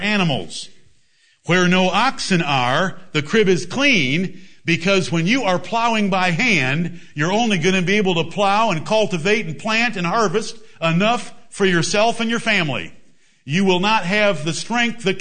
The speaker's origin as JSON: {"language": "English", "region": "England", "country": "United Kingdom", "said": "I am English"}